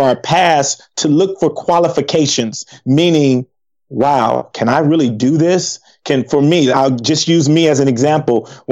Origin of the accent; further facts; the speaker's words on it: Compton, California, United States; moved away as an adult; we grew up in Compton, growing up in a gang.